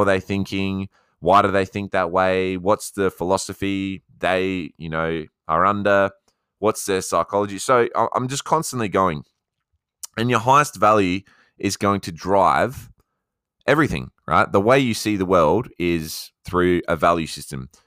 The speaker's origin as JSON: {"language": "English", "country": "Australia", "accent": "Aussie", "said": "my Aussie accent"}